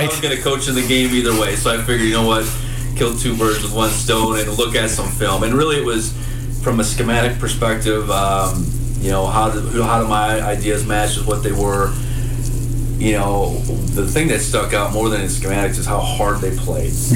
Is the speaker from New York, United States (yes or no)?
no; Buxton, North Dakota, United States; moved away as an adult; now in Bozeman, United States; I grew up in North Dakota